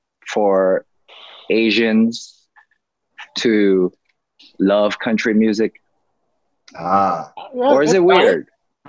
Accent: Georgia, United States; growing up in Georgia

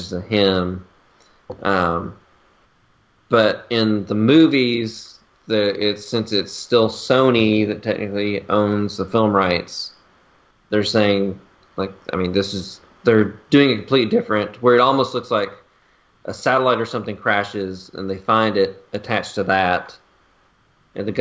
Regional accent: Tennessee, United States; accent: Southern; we're from Tennessee. But I'm Southern

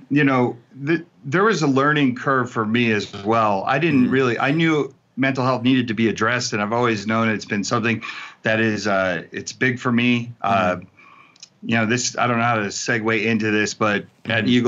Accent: New Jersey, United States; also born or lived in California; I grew up in New Jersey and I grew up in in California.

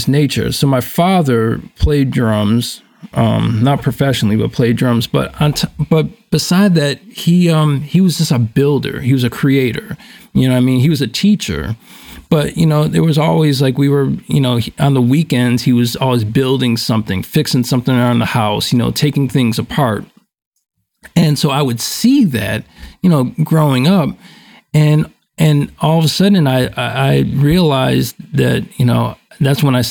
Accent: Buffalo, New York, United States; I grew up in Buffalo, New York, born in 1974

